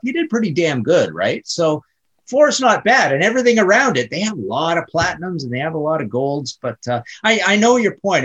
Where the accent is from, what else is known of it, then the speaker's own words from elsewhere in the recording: Canada; I'm Canadian